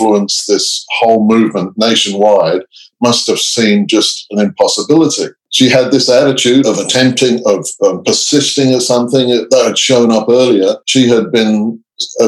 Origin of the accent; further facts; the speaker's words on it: England, United Kingdom; also born or lived in Canada; now in Australia; I grew up in England. I lived in Canada for some years, and I live in Australia now.